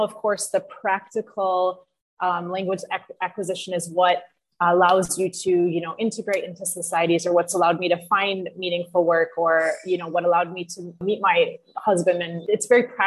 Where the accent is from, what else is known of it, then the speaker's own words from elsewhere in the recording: United States; first language English; moved away as an adult; now in France; I'm an American, so I went to middle school and high school in the U.S.